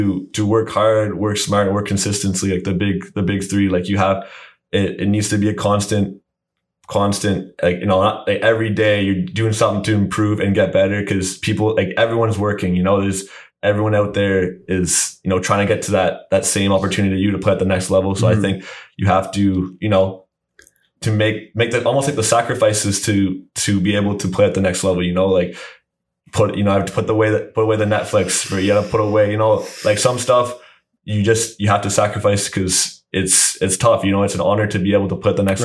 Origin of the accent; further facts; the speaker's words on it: Brockville, Ontario, Canada; I'm from Brockville.